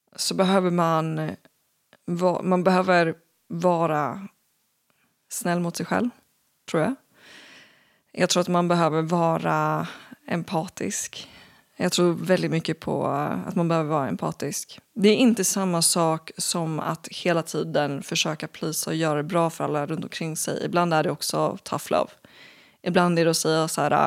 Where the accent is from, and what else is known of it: Sweden